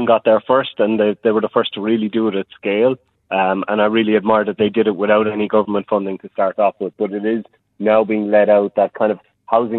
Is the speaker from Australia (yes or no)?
no; Ireland; now in New Zealand; I'm from Ireland